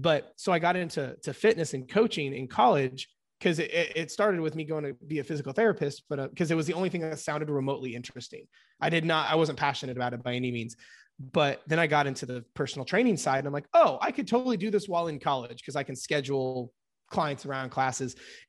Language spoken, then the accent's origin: English; Indiana, United States; I'm 29 from Indiana here in the States, and been coaching about a decade.